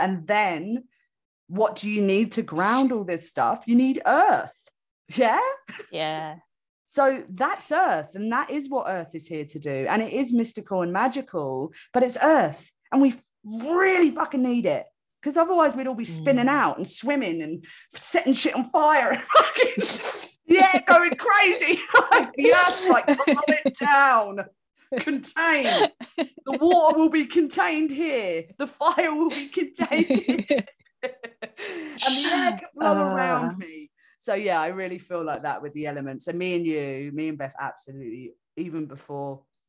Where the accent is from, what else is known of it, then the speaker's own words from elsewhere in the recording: London, United Kingdom; moved away; I'm from London